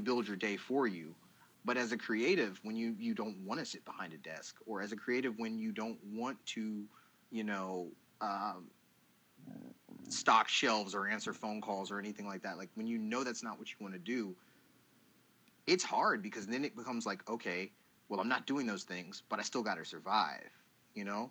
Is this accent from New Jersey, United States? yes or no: no; Douglasville, Georgia, United States; also born or lived in Columbus, Ohio; born in Columbus, Ohio, but Atlanta, Georgia has always been home. More specifically, Douglasville